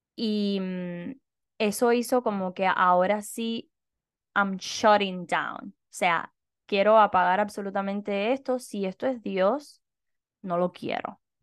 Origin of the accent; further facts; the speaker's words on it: Cuba; moved away; Nosotras dos somos cubanas